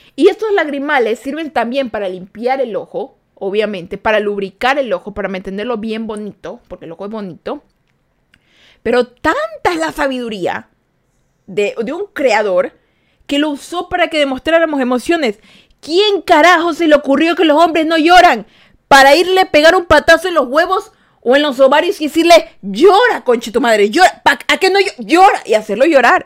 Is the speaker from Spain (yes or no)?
no; Ecuador; Yo soy de Ecuador